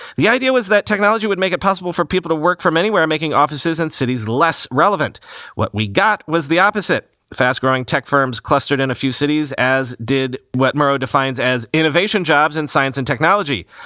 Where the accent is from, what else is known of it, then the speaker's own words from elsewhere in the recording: Florida, United States; moved away; growing up in Florida